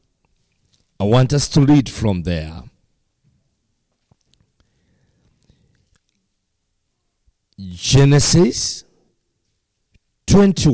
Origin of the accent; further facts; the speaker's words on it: Kenya; from Kenya.